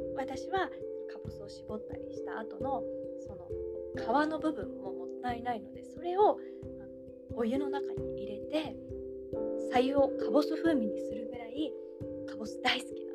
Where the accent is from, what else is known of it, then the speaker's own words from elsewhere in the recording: Kansai, Japan; 関西育ちの私